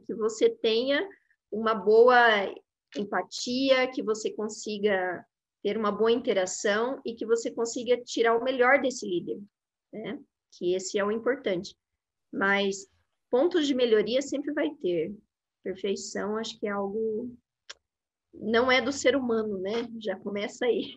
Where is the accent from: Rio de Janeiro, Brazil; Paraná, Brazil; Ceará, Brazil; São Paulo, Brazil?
Paraná, Brazil; Londrina; moved away as an adult; now in Curitiba, Brazil; sou de Londrina, do Paraná, né? Minha família é toda de, de Londrina